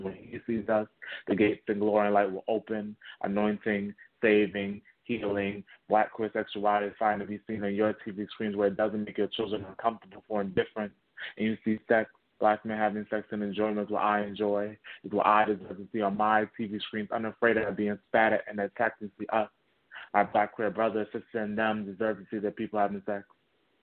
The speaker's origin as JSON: {"language": "English", "town": "New York City", "region": "New York", "country": "United States", "tie": "born or raised there", "said": "I'm born and raised in Bronx, New York City"}